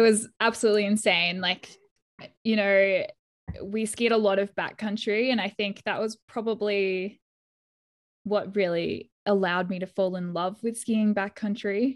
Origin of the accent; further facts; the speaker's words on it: Perth, Western Australia, Australia; also born or lived in Jackson, Wyoming; I'm from Perth in Western Australia